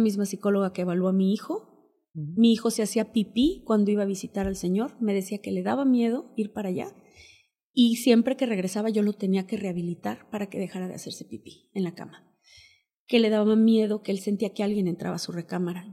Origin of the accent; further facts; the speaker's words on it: Huasteca Potosina, San Luis Potosí, Mexico; moved away; Somos de origen náhuatl, somos de la Huasteca Potosina, somos una familia muy unida.